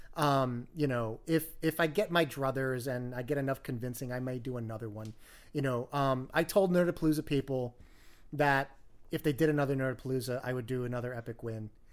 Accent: New York, United States; as a New Yorker

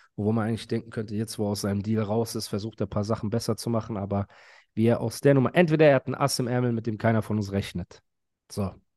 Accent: Heidelberg, Baden-Württemberg, Germany; Ich bin Heidelberger

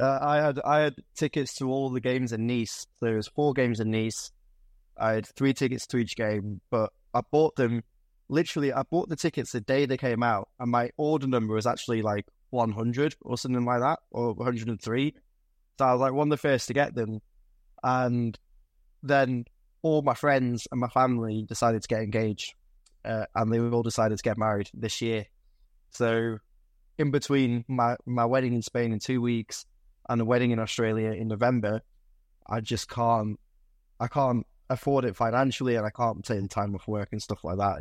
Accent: Lancashire, North West England, United Kingdom; also born or lived in Stoke-on-Trent; I was born in Stoke, but I was raised up in, uh, in, in, uh, the River Valley up in Lancashire.

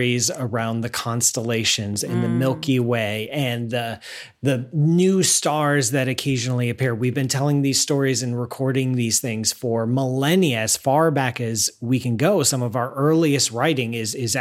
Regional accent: the Midwestern part of the United States, United States; now in near New York City, United States; I grew up in the Midwestern part of the United States out in the middle of the cornfields

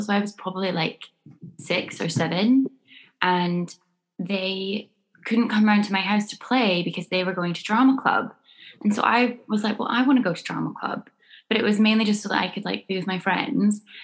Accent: Scone, Scotland, United Kingdom; I grew up in a tiny village in Scotland called Skoon

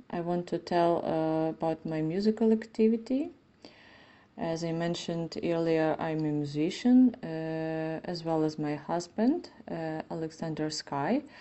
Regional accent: Ivano-Frankivsk, Ivano-Frankivsk Oblast, Ukraine; I'm 32. I am a violinist from Ivano Frankivsk, uh, Western Ukraine

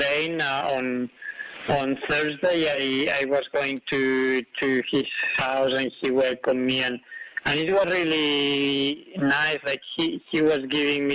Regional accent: Spain; I was born in Spain, but in a hut at 2,000 meters

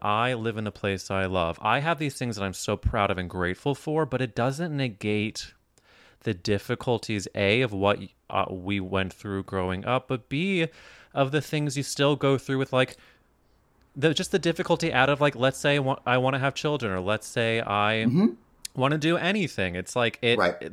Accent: Midwest, United States; now in New York, United States; I grew up in the Midwest

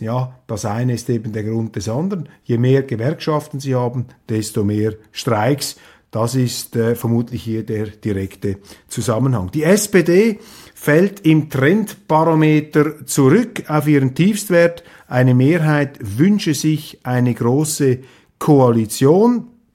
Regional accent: Switzerland; als Schweizer

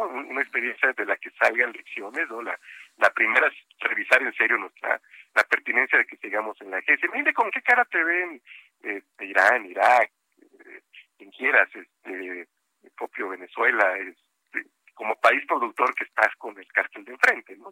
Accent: Coatzacoalcos, Veracruz, Mexico; Coatzacoalcos, que está cerquita y es mi tierra

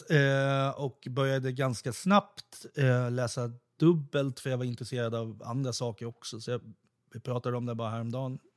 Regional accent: Kristinehamn, Värmland, Sweden; born there; för att jag är född i Värmland när min pappa gjorde tingstjänstgöring i Kristinehamn.

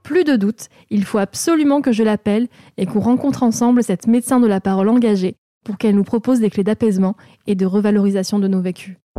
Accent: France; also born or lived in Morocco (ancestry); en tant que Française, moi d'origine marocaine

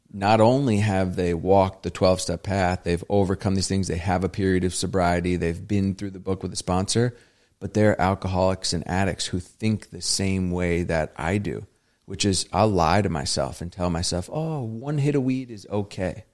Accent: Vermont, United States; I grew up in Vermont, a very, you know, predominantly white, non-diverse area

